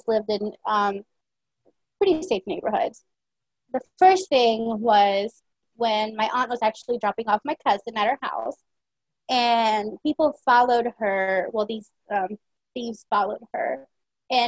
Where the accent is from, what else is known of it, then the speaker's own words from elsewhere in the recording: San Pedro Sula, Cortés, Honduras; also born or lived in United States; now in Virginia, United States; I was born in San Pedro Sula in Honduras